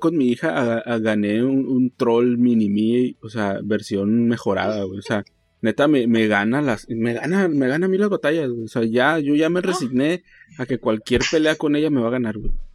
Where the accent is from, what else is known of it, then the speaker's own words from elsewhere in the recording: Mexico; como somos mexicanos